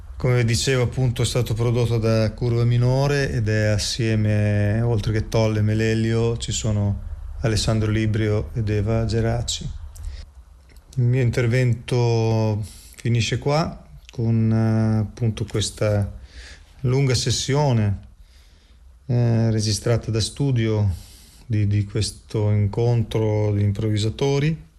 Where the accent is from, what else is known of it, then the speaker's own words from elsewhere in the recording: Emilia-Romagna, Italy; sono romagnolo